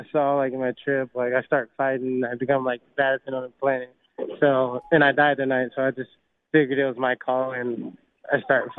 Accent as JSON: {"language": "English", "region": "Alabama", "country": "United States", "tie": "born or raised there", "said": "Well, I grew up in Chicagoland, Alabama, so I lived with, like, 12 other people, like my uncles and cousins."}